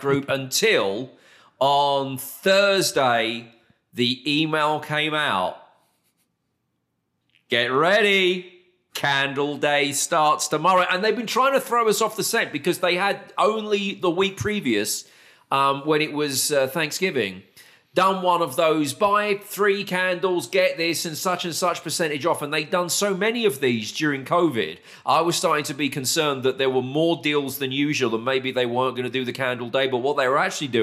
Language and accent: English; United Kingdom; moved away as an adult; now in Texas, United States; as a Brit living in the great state of Texas